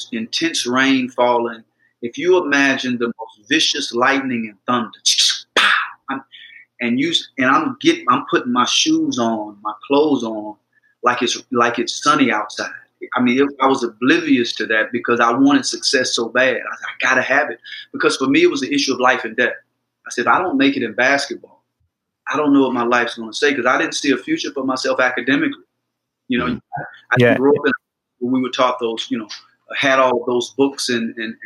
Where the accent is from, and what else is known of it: Mississippi, United States; born or raised there